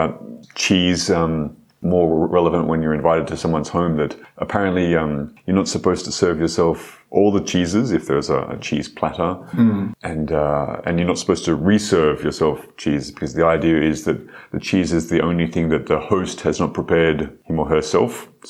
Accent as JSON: {"language": "English", "country": "Australia", "said": "Unfortunately for me as an Australian, I've never seen a Vegemite anywhere, apart from in Paris in a very expensive, exotic shop."}